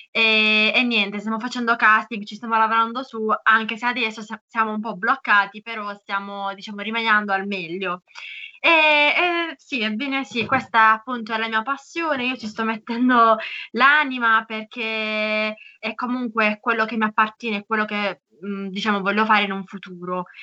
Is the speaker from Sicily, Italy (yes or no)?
no; Barletta, Apulia, Italy; Sono di Barletta, Puglia.